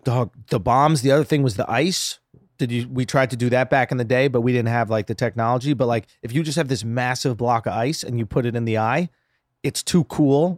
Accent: New York, United States; I grew up in it. Like, I'm from New

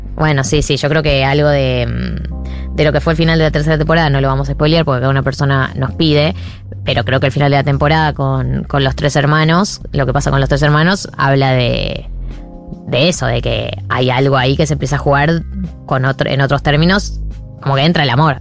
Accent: Argentina; somos argentina

